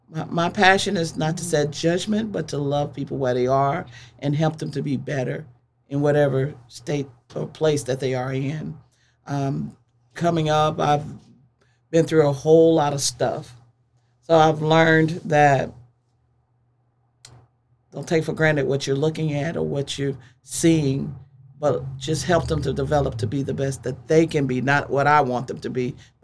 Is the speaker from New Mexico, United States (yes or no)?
no; Wisconsin, United States; moved away; I'm originally from Wisconsin